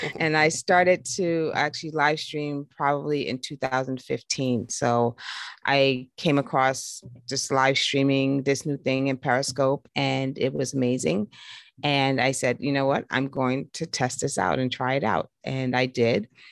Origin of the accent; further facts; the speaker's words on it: New York, United States; me growing up in New York